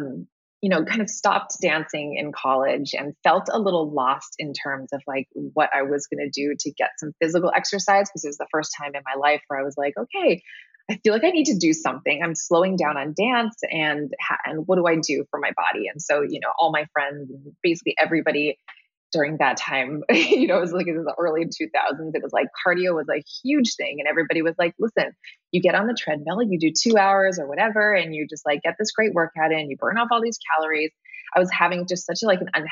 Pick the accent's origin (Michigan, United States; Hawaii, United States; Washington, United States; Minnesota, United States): Hawaii, United States; I grew up in Hawaii